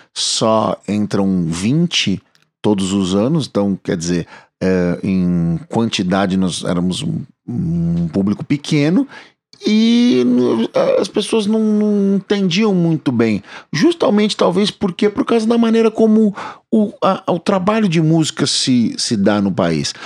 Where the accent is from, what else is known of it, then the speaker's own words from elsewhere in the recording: São Paulo, Brazil; Aqui nós somos de São Paulo, na cidade de São Paulo